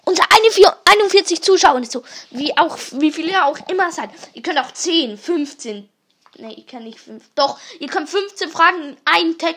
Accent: Switzerland; Also Österreich kommen wir nicht. {S1} Deutschland nee. auch nicht. {S0} Wir kommen aus der Schweiz.

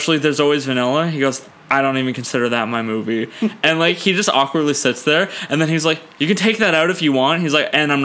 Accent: Ontario, Canada; I'm actually from Ontario

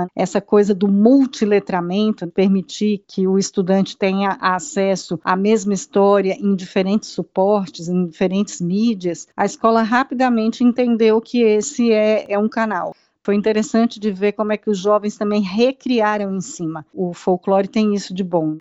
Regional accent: Brazil; A gente precisa se, se conectar enquanto povo brasileiro

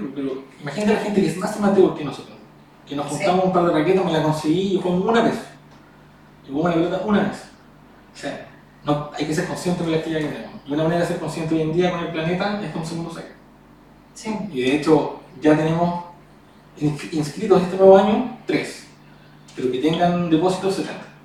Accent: Chile; nosotros como chilenos

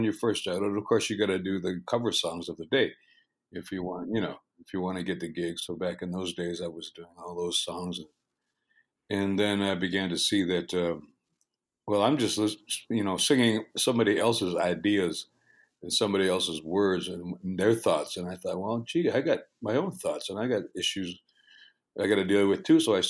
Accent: Six Nations of the Grand River, southern Ontario, Canada; moved away as an adult; now in West Coast, Canada; And I play the blues. I was born on the Six Nations of the Grand River Territory in southern Ontario in the 1900s, the mid-1900s, around exactly 1960.

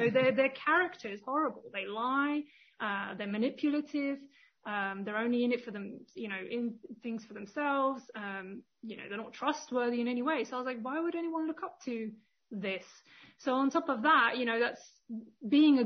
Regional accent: London, United Kingdom; moved away as an adult; also born or lived in Bosnia and Herzegovina; now in Austria; My parents then moved to the UK, where I grew up in the UK

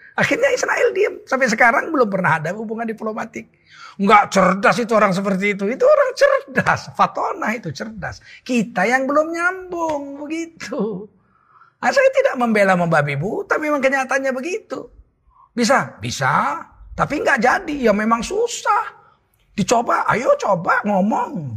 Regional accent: Medan, North Sumatra, Indonesia; Saya orang Medan

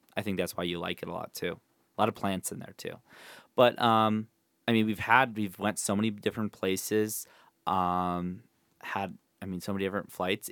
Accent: Rochester, Minnesota, United States; moved away; my hometown, Rochester, Minnesota

